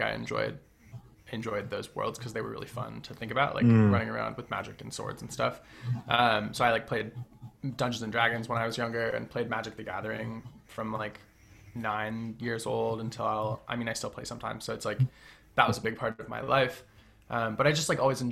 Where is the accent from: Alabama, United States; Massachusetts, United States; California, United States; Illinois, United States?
Massachusetts, United States; Western; I grew up in Western Massachusetts in a pretty small town in the middle of nowhere